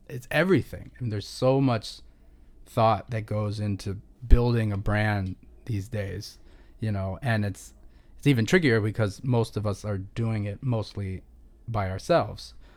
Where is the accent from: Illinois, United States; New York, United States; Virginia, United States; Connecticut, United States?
Illinois, United States; Chicago; born or raised there; moved away as an adult; also born or lived in Boston / New Orleans / Los Angeles